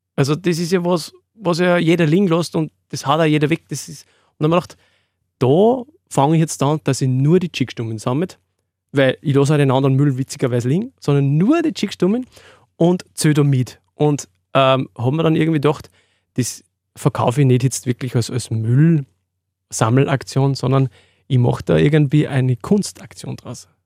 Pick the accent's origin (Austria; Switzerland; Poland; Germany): Austria; Freistadt, Upper Austria; Ich komme aus dem Mühlviertel, Freistädter Gegend, Windhack bei Freistadt